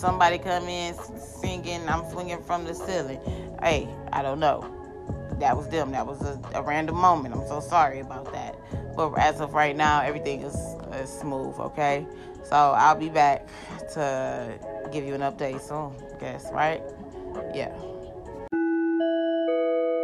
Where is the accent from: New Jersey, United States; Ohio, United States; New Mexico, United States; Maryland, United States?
Ohio, United States; Cleveland; I do stay in Ohio, and I'm from Superior. I'm from 123rd of Superior